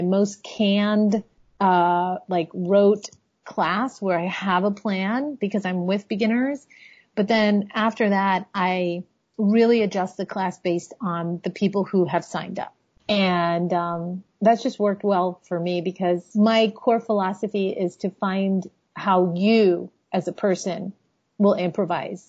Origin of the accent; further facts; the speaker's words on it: Miami, Florida, United States; also born or lived in Chicago; now in Washington, D.C., United States; I grew up in Miami